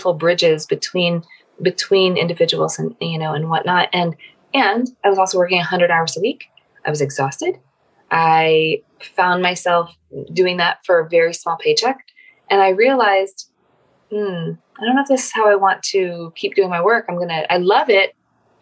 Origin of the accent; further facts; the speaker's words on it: Philippines; I grew up in the Philippines